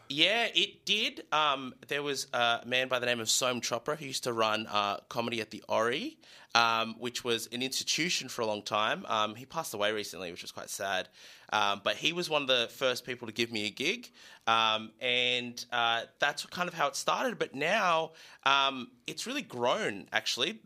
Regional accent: Newcastle, New South Wales, Australia; I grew up in Newcastle.

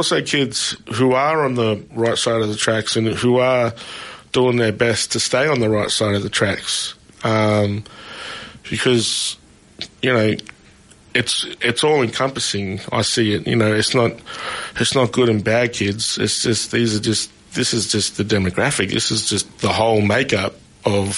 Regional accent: Shepparton, Victoria, Australia; I grew up in Shepparton

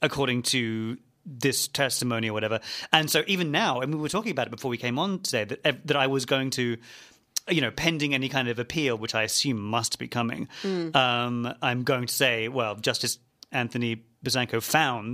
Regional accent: Western Australia, Australia; the media landscape in Western Australia, particularly in my home state

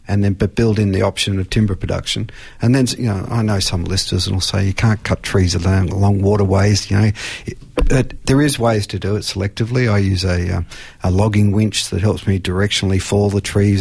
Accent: Australia; as an Australian

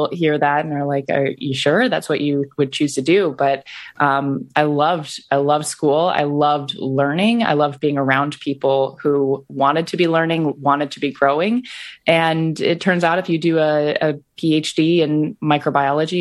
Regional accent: Iowa, United States; I grew up in Iowa

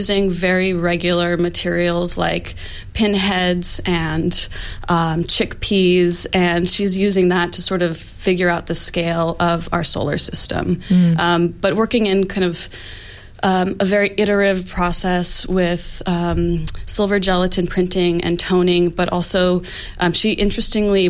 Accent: United States; now in Australia; I'm also from the U.S.

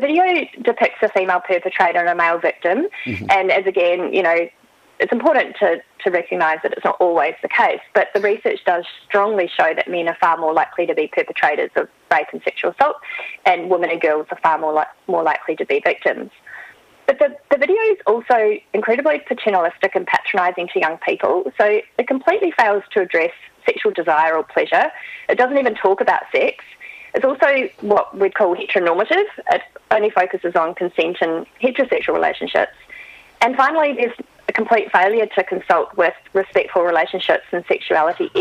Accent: New Zealand; now in Australia; I am from New Zealand originally, but I have lived here for a long time

